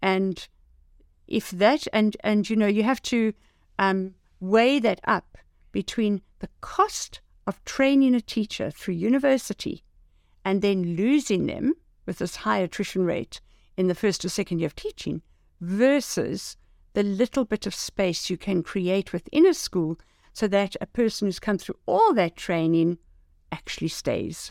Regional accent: South Africa; as a South African

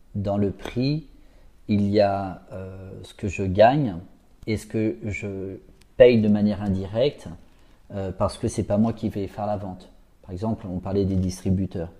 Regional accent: Paris, Île-de-France, France; En fait, moi, je suis un petit parisien

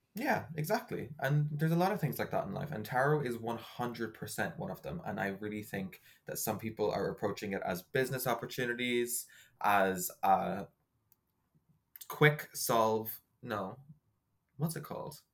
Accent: Ireland; I make bread because I'm very Irish

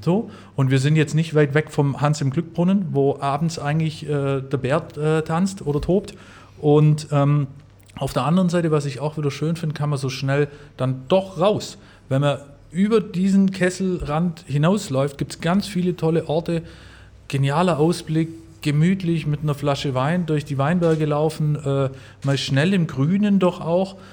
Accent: Upper Swabia, Baden-Württemberg, Germany; now in Stuttgart, Germany; Meine Heimat ist bei mir immer noch Oberschwaben, wo ich, wo ich herkomme

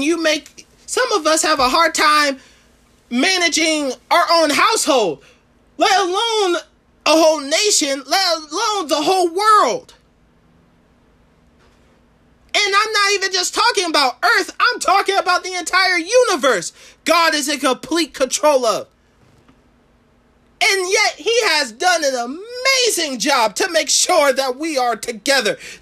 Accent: Florida, United States; I was born in Florida.

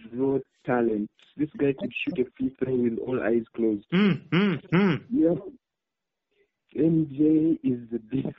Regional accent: Soroti, Eastern Region, Uganda; I'm from Soroti.

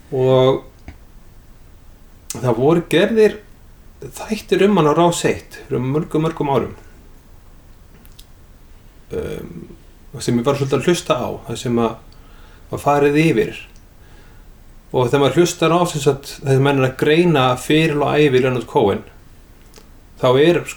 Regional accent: Iceland; ég er frá Íslandi

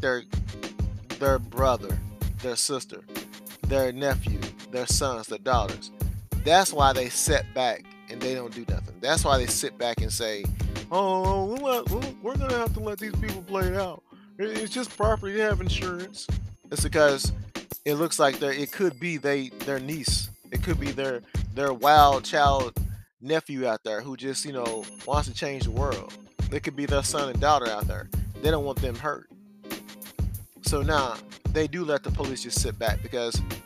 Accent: United States; we're Americans

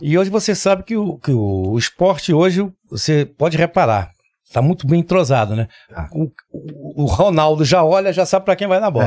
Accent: Pará, Brazil; now in Recife, Brazil; eu sou paraense

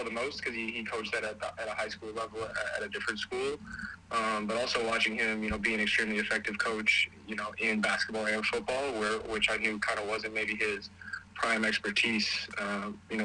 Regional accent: Appleton, Wisconsin, United States; now in Madison, United States; I'm from Appleton, Wisconsin. I'm currently located in Madison, Wisconsin, but it's about 2 hours north of here, kind of right by Green Bay. That's kind of where I went to high school and grew up and everything.

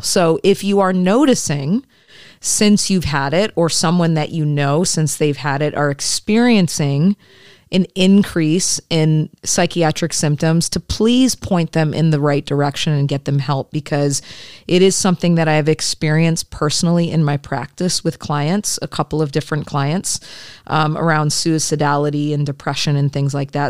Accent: Michigan, United States; I'm from Michigan

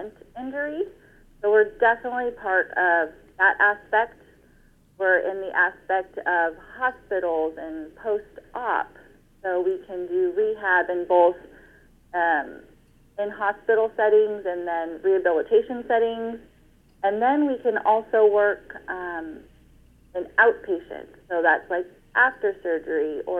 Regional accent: Fresno, California, United States; I'm from Fresno, California, born and raised

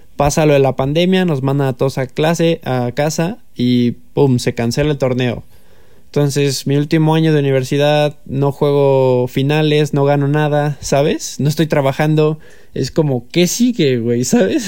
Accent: Mexico; más como mexicano

